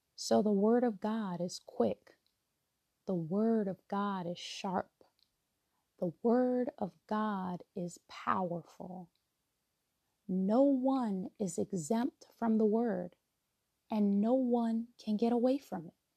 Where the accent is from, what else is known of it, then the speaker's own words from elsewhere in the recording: New York, United States; moved away as an adult; now in DMV (Washington metropolitan area), United States; relocating from my hometown of New York to um, the DMV